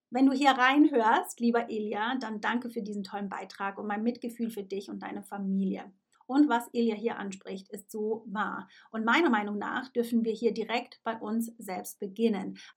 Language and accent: German; Switzerland; moved away; Es ist natürlich meine Pflicht als Schweizerin, ja, und auch ein absolutes Privileg, ein wertvolles Privileg, das ich zu schätzen weiß, ganz egal, wo in der Welt ich lebe.